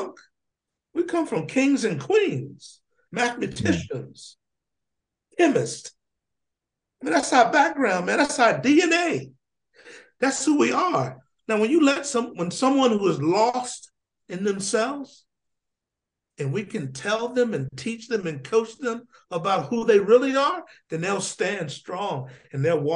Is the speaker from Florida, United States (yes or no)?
no; Union, South Carolina, United States; Born in a small town called Union, South Carolina. I lived there with my brothers and sisters, my cousins, my aunts, my uncles, and my grandmother.